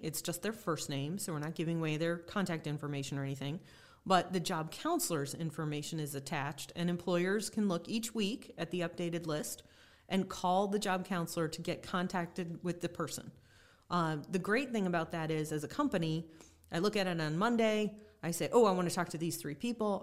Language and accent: English; Cuyahoga County, Ohio, United States; I grew up in Cuyahoga County